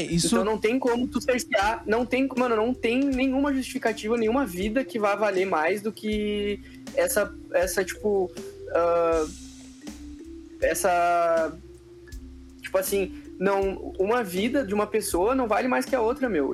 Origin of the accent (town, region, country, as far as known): Brazil